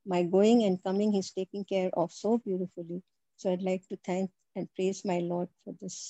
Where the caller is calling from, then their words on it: Patiala, Punjab, India; I would also like to testify that I am speaking from Patiala. I shifted from Delhi 2 years, 4 years back. And I'm part of a Punjabi Hindi parish.